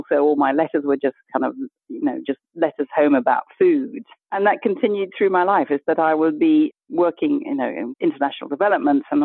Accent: Kenya; born there; also born or lived in Botswana; I was born in Kenya.

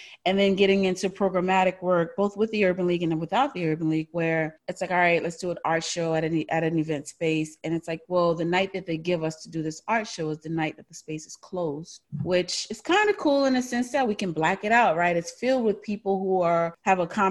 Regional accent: New Orleans, Louisiana, United States; moved away as an adult; also born or lived in New York; now in Austin, United States; I'm from New Orleans, born and raised, first 25 years of my life

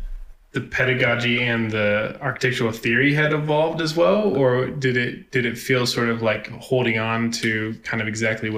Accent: Wichita, Kansas, United States; I grew up in Wichita or around Wichita, Kansas

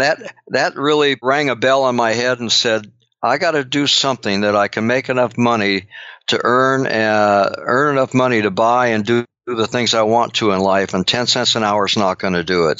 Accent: Long Beach, California, United States; I grew up in Long Beach, uh, California

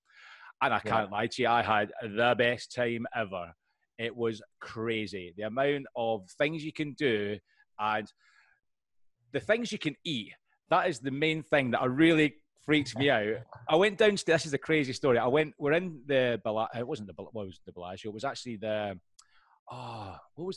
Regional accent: Scotland, United Kingdom; I'm Scottish

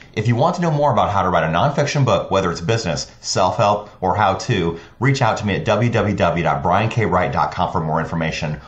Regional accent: Iowa, United States; now in Arizona, United States; I grew up in Iowa where it snows all the time. And I moved to Arizona in ninety-six

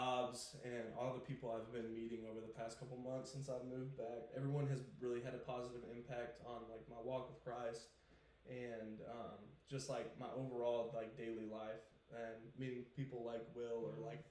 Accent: Fort Smith, Arkansas, United States; now in Fayetteville, United States; I'm from Fort Smith, Arkansas

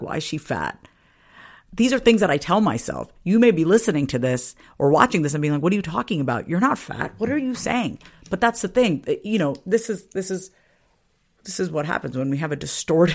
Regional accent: Long Island, New York, United States; Growing up on Long Island, it was not easy being one of very few Indian families in an all-white town.

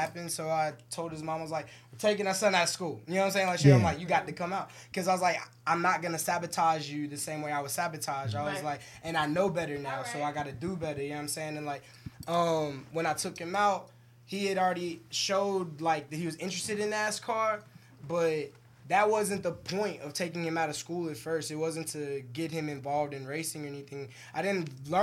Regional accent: New York, United States; Me and you both from New York

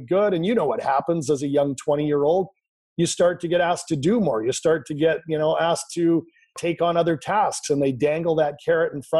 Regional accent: Canada; I grew up in Canada. I'm Canadian. Currently live in Vancouver, British Columbia.

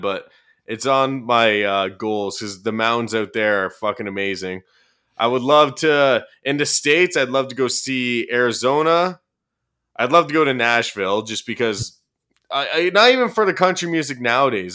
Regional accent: Orono, Ontario, Canada; moved away; my hometown, which is Orono, Ontario

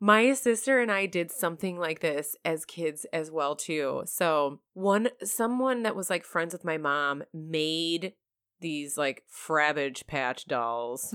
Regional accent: Michigan, United States; I grew up in Michigan

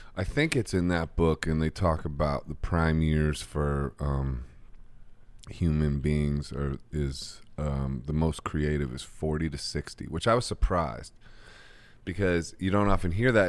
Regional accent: Akron, Ohio, United States; my hometown.

